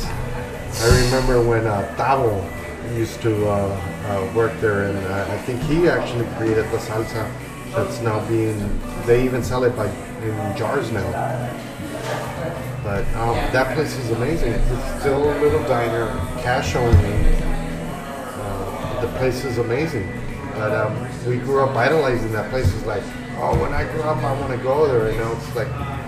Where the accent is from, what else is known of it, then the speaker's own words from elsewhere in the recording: Los Angeles, California, United States; also born or lived in Jalisco, Mexico; Even though I was born in Jalisco, I was raised in Los Angeles, and I'm really an Angelino at heart